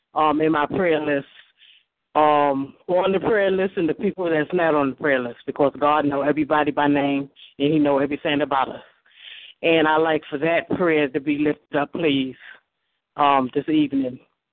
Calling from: Nevada, United States; I'm calling from Nevada, and I would like prayer for the prayer list

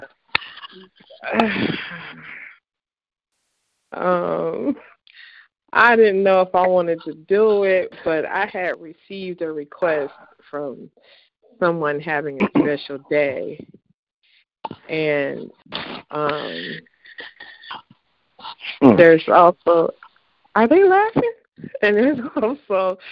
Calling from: North Central Kentucky, United States; I'm calling from North Central Kentucky.

